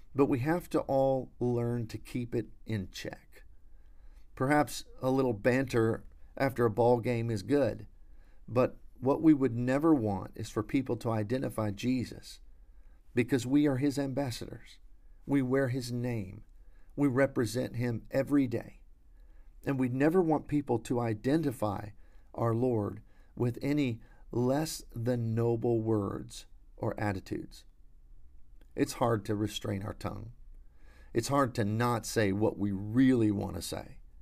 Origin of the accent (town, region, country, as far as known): United States